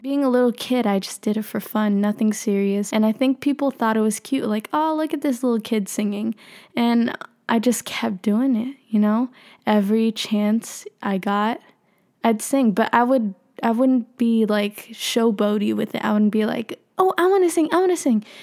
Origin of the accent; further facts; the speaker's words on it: Philippines; I'm Filipino